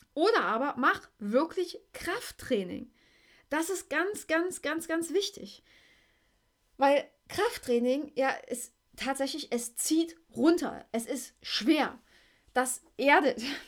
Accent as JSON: {"language": "German", "region": "East Germany", "country": "Germany", "tie": "born or raised there", "said": "im Kindergarten war ich der Roller-Hit schlechthin, ne? Gab es bei uns in der DDR so kleine Holzroller"}